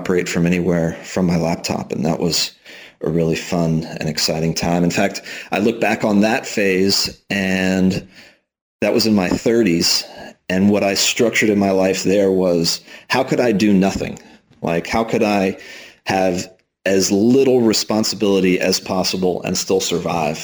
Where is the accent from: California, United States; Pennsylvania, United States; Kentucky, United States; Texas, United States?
Texas, United States; Houston; moved away as an adult; also born or lived in Austin, Texas; now in Spain; I'm originally from Texas, grew up in Houston, went to school in Austin